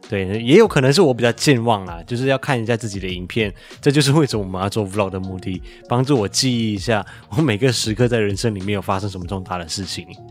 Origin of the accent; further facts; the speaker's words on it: Malaysia; now in Taiwan; 我的老家马来西亚